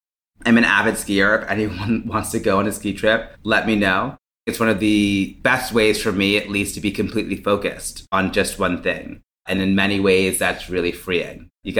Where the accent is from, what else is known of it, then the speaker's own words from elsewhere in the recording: Boston, Massachusetts, United States; being from the Caribbean. I also hate being cold, but it's something that I taught myself growing up in Boston.